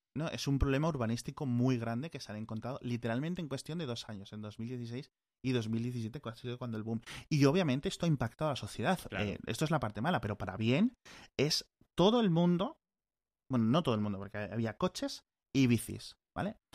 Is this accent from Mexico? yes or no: no; Spain; como europeo, como español